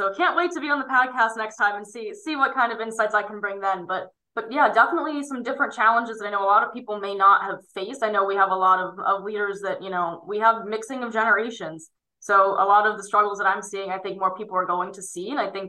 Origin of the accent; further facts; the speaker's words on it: State College, Pennsylvania, United States; And actually again, being my hometown around, State College, Pennsylvania, the Pennsylvania State University, that's where I was looking at going.